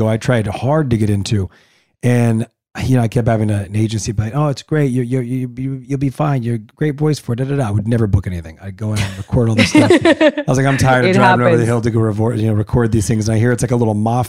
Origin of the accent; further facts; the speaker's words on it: La Puente, California, United States; I'm from Los Angeles. I grew up in La Puente, which is an area about 30-40 minutes inland